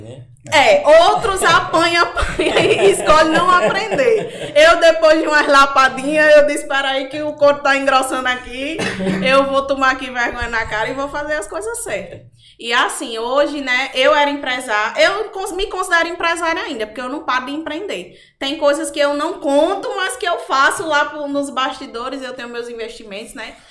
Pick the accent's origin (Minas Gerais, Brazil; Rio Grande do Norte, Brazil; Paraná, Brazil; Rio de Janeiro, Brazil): Rio Grande do Norte, Brazil; Macau; accent: nordestino; also born or lived in Natal, Rio Grande do Norte; Eu sou natural de Natal, porém eu vim morar em Macau quando eu fiz meus 10 anos